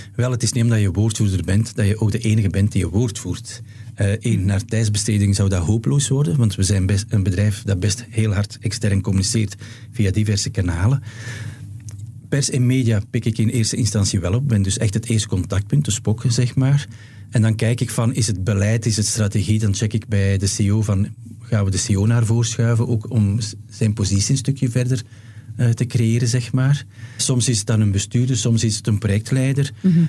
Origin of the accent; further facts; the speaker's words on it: Flanders, Belgium; als Vlaming